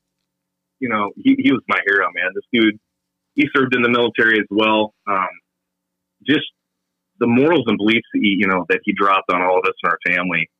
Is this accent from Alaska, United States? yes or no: no; Minnesota, United States; moved away as an adult; I'm originally from Minnesota